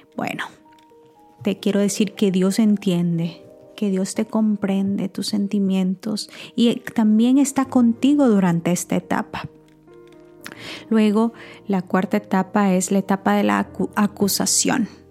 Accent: San Miguel, El Salvador; en mi país, en San Miguel, eh, bueno, El Salvador, San Miguel era mi pueblo

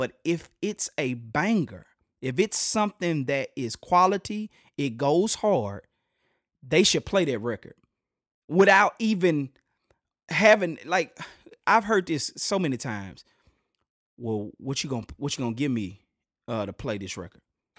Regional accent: Shreveport, Louisiana, United States; Ever. Yo, man, I'm from Shreveport. You know, that's where I'm from. Or if anything, you can go ahead and, you know, slang it up and say I'm from Port City.

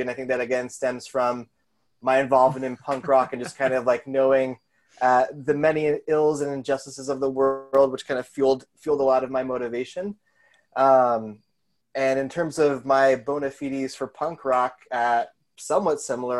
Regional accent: Colorado, United States; moved away as an adult; also born or lived in Seattle / New York; now in Chicago, United States; I just went to college there, so I grew up in Colorado

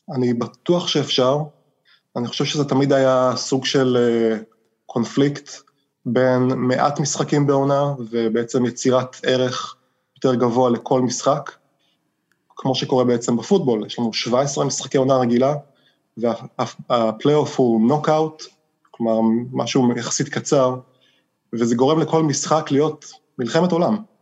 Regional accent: Israel; moved away as an adult; now in United States; כישראלי שגדל בישראל

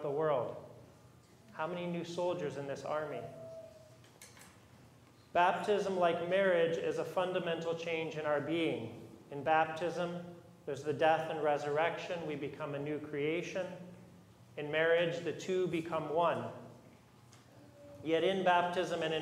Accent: United States; modern American Christians

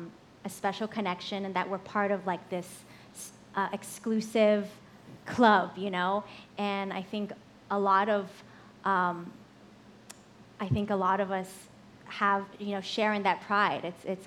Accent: Hawaii, United States; I'm from Hawaii.

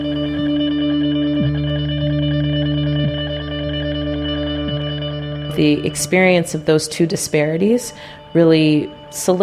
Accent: San Rafael, California, United States; also born or lived in Tiburon, California; I grew up in San Rafael in the Canal District, which is a very low-income, mostly Black and brown area in Marin County

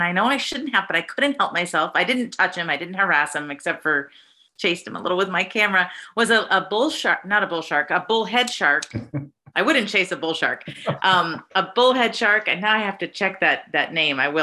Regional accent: Montana, United States; now in Alpena, United States; I'm not from here. I'm from Big Sky Country, from Montana

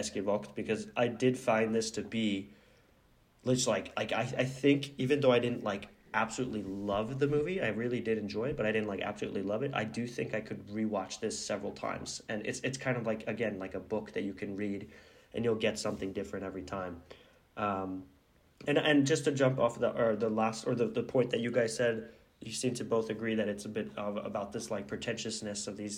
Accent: Oslo, Norway; I think that it's more about like growing up in Oslo, as I was saying

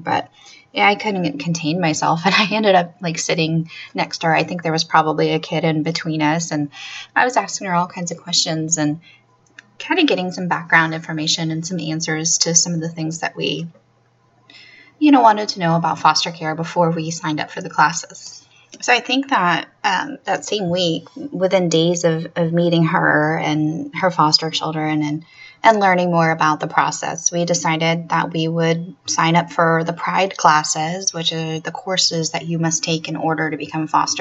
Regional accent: Florida, United States; my home state of Florida

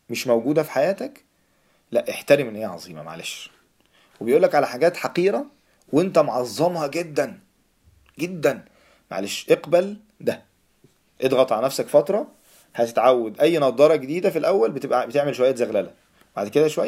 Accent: Egypt; also born or lived in Saudi Arabia; مولود مولود في السعوديه فعندي خلفيه برضو شويه اوكي بس لما جيت مصر فايه فعشت بقى

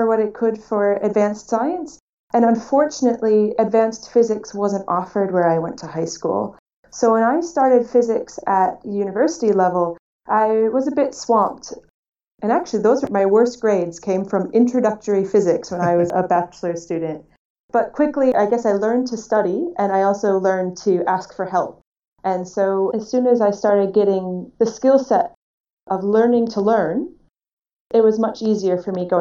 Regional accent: Muskego, Wisconsin, United States; moved away as an adult; also born or lived in Sydney, Australia / Parkes, Australia; now in Australia; I grew up in a small town called Muskego in the state of Wisconsin in the United States.

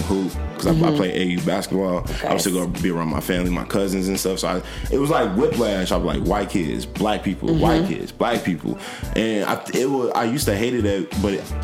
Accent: Ferguson, Missouri, United States; also born or lived in Dellwood, Missouri; now in Chicago, United States; I grew up in Ferguson.

